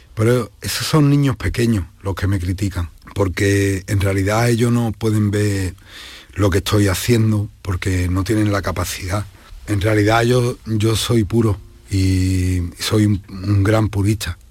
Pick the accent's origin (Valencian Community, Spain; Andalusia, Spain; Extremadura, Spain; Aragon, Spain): Andalusia, Spain; Lebrija; Sevilla es la tierra donde yo me crío, donde yo nazco, eh, Lebrija es parte de Sevilla, eh, Lebrija es mi tierra, es mi pueblo